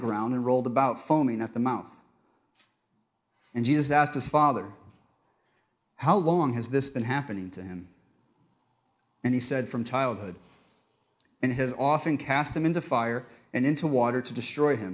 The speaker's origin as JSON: {"language": "English", "region": "Connecticut", "country": "United States", "tie": "born or raised there", "said": "I grew up in Connecticut in a small town, and I went to a small church in Pleasant Valley, Connecticut"}